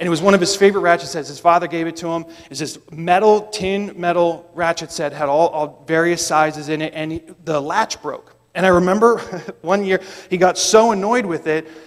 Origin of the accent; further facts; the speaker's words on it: just outside of Boston, Massachusetts, United States; I grew up just outside of Boston